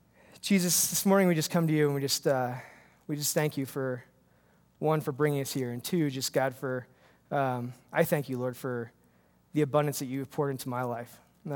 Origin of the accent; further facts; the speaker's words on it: New York, United States; It was in my church where I grew up in New York.